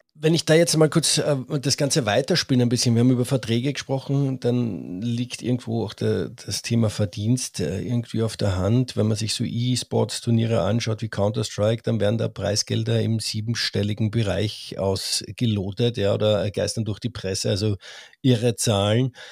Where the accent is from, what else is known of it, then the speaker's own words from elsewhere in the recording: Austria; ich bin Österreicher